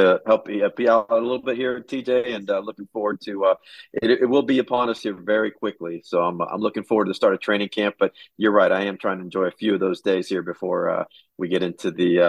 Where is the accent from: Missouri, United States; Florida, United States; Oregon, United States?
Florida, United States; Tampa; I grew up in Tampa, so most of my life, actually, the majority of my life has been spent in Tampa. I was born and raised in Tampa.